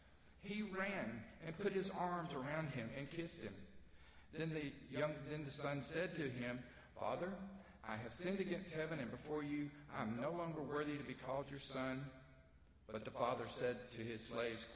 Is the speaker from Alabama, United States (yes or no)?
yes; North Alabama, United States; I'm from North Alabama